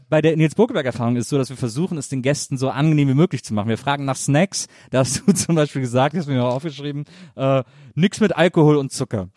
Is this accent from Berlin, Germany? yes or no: no; Wesseling, North Rhine-Westphalia, Germany; ich komme aus Wesseling zwischen Köln und Bonn, so eine kleine Stadt